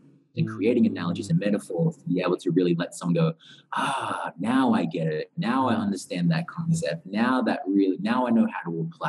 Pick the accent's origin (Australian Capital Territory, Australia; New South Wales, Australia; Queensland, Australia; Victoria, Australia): New South Wales, Australia; Newcastle; moved away as an adult; also born or lived in Central Coast, Australia; now in Bali, Indonesia; I grew up in Australia, very close to Sydney, in a place called Newcastle at first, about 2 hours away from Sydney. Mm. And then I started to go to high school on the Central Coast, which is about an hour from Sydney.